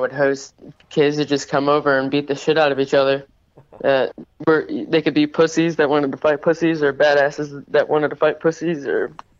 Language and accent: English; Warsaw, Indiana, United States; now in Detroit, United States; No, I'm from Warsaw, Indiana, actually. That's where I'm originally from, but I live in Detroit right now.